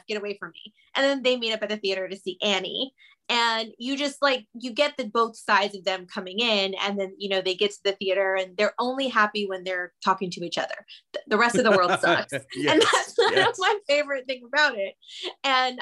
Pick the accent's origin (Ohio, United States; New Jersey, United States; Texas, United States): Texas, United States; Austin; moved away as an adult; also born or lived in Los Angeles, California; I grew up in Texas. I'm actually back in Texas now, but when I lived in LA for 17 years